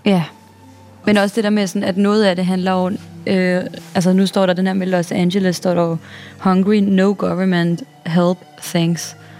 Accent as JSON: {"language": "Danish", "country": "Denmark", "moved": "as an adult", "lives_now": "New York, United States", "said": "der hvor jeg kommer fra, mm. i vores lille, glade The Shire hobbit-samfund"}